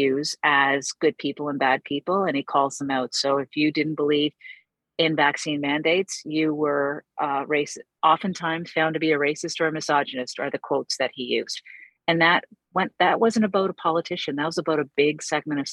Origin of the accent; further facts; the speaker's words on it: East Coast, Atlantic Canada, Canada; I'm from East Coast. I'm sitting here in beautiful Cape Breton